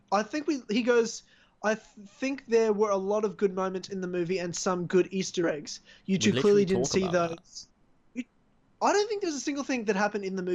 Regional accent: South Africa; I'm I'm South African, you racist.

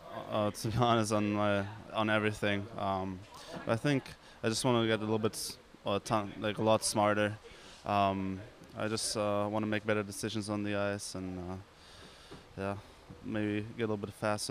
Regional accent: Cologne, North Rhine-Westphalia, Germany; moved away; also born or lived in Western Michigan; It was also my hometown, Cologne

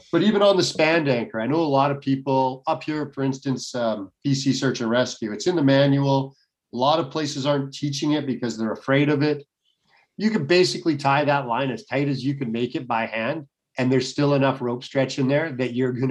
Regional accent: Canada; I'm in a socialist country

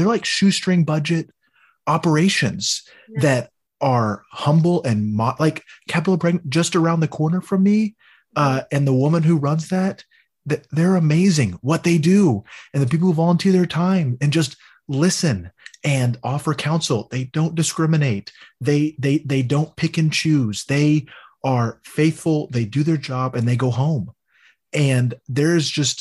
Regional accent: Texas, United States; I grew up in Little Alito, Texas, which you would think would be like one of the most conservative places

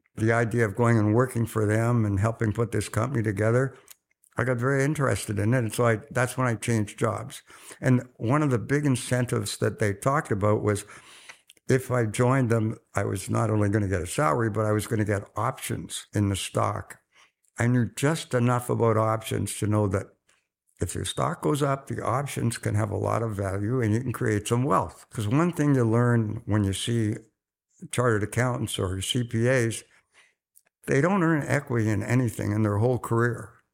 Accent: Oxford, South East England, United Kingdom; now in Canada; I was born in Oxford just after the Second World War

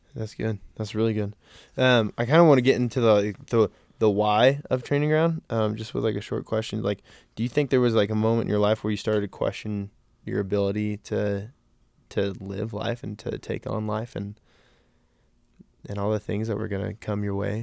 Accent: Colorado Springs, Colorado, United States; also born or lived in Central California; I was born and raised in Colorado Springs, and I've lived here for pretty much my whole life.

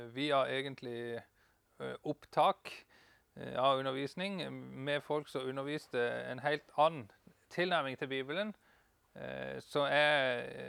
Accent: Farsund, Agder, Norway; also born or lived in Denmark / Kristiansand, Norway; now in Bryne, Norway; jeg er fra Farsund slash Danmark

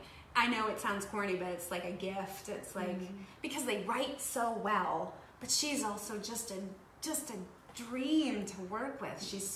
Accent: Michigan, United States; moved away as an adult; also born or lived in the Midwest; now in Los Angeles, United States; And I grew up in Michigan.

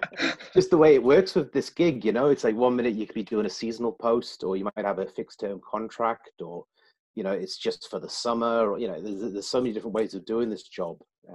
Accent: South East England, United Kingdom; born there; also born or lived in Germany / Newcastle; I was born in the south of England. My dad was in the Royal Green Jackets, and he took posting over in Germany.

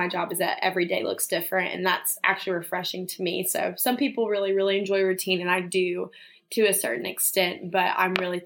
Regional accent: Birmingham, Alabama, United States; moved away as an adult; now in Charlotte, United States; I am from Birmingham, Alabama. I was born there, lived there my whole life

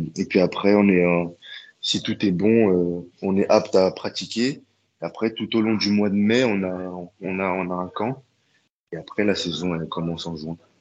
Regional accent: Paris, Île-de-France, France; moved away as an adult; now in Hamburg, Germany; je viens de Paris

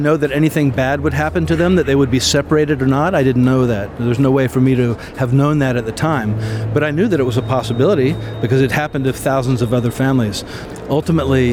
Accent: United States; moved away as an adult; also born or lived in Latin America / Mexico; I'm an American

